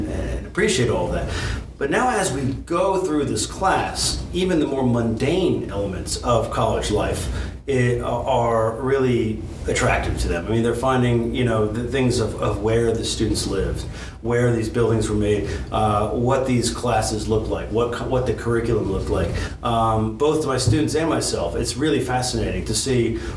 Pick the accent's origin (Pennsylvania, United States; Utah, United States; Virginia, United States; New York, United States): Virginia, United States; Northern; moved away as an adult; also born or lived in Michigan; now in Maryville, Tennessee, United States; I grew up in Northern Virginia